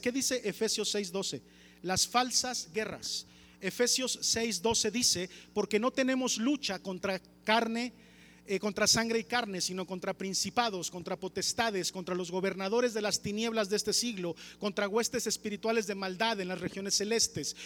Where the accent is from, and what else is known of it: Mexico